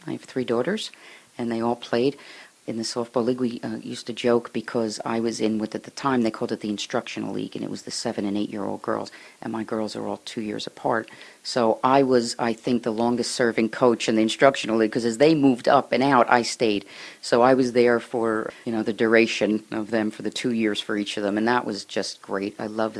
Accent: Newark, New Jersey, United States; I grew up in Newark, New Jersey, Essex County, and I was born into a family of public service, teachers, police, fire, nonprofit agencies

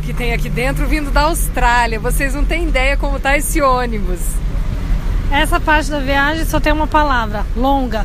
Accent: Paraná, Brazil; Eu que sou do Paraná

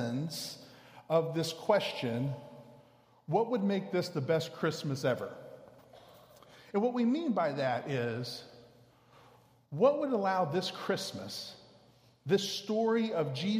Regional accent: Houston, Texas, United States; I grew up in Houston

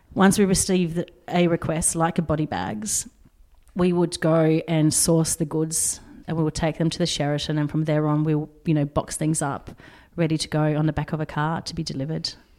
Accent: Poland; now in Australia; I was born in Poland

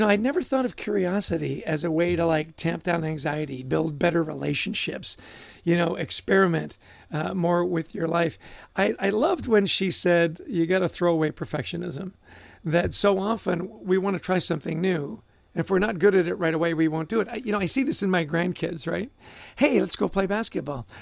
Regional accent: Vancouver, British Columbia, Canada; I grew up in Vancouver

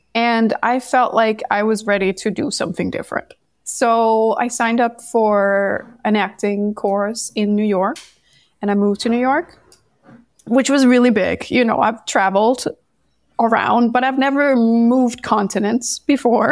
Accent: Denmark; moved away as an adult; I'm originally from Denmark

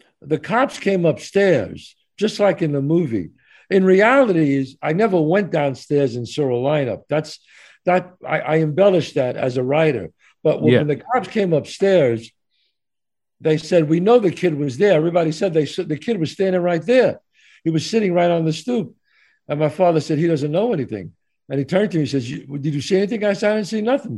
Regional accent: New York City, New York, United States; born or raised there

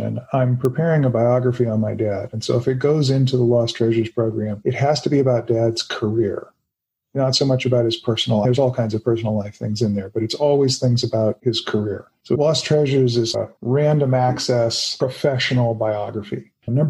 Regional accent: Los Angeles, California, United States; I grew up in Hollywood

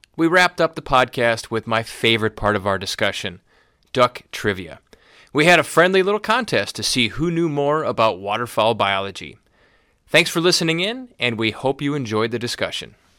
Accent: Wisconsin, United States; moved away as an adult; now in Bismarck, United States; Bismarck is not my home area. I'm originally from Wisconsin

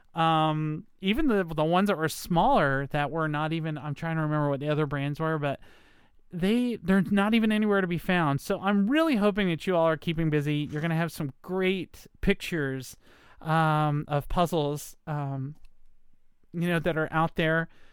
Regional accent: Virginia, United States; moved away; I'm in Virginia. Uh, I came to my home state, um, in order to take care of my mom

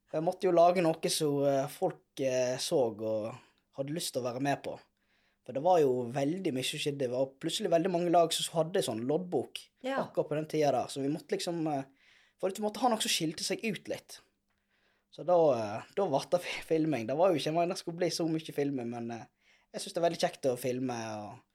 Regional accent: Hyllestad, Vestland, Norway; jeg er oppvokst i Lifjorden.

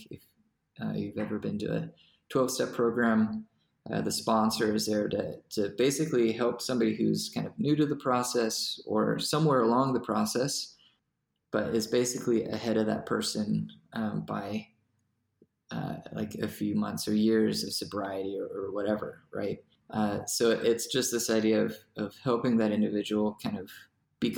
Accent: Greenville, South Carolina, United States; moved away as an adult; also born or lived in France / Columbia, South Carolina / Nashotah, Wisconsin; I was born in France and then my family moved to Greenville, South Carolina

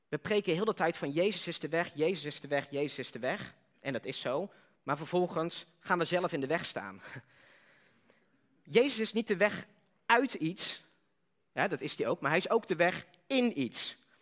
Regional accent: Netherlands

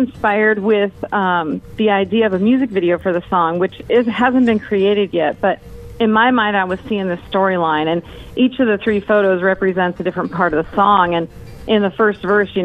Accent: Arizona, United States; I'm from Arizona, so we were in AZ

